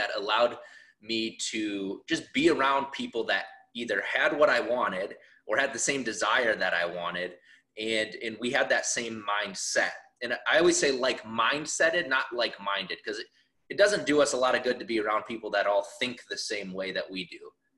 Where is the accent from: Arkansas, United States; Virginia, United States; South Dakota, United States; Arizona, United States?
South Dakota, United States; I grew up in South Dakota, a town of like 1,000 people.